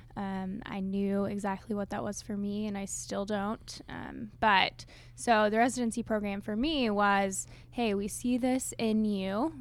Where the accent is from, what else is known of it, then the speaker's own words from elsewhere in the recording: Tulsa, Oklahoma, United States; I'm from the Tulsa area. I grew up there